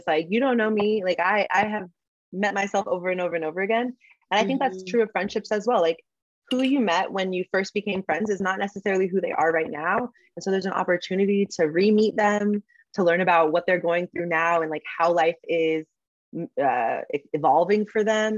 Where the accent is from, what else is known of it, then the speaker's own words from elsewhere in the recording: San Diego, California, United States; moved away as an adult; also born or lived in Texas / New York; I am from San Diego